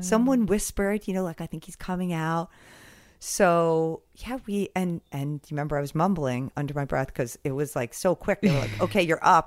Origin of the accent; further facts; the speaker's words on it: Westhampton, New York, United States; I grew up in West Hampton